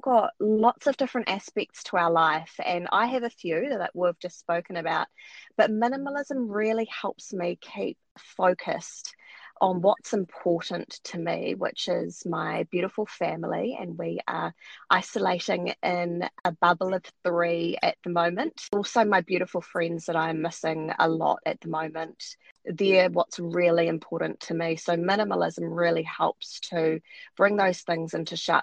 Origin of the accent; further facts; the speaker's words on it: New Zealand; also born or lived in Wellington, New Zealand; I live in New Zealand, in the capital, which is Wellington.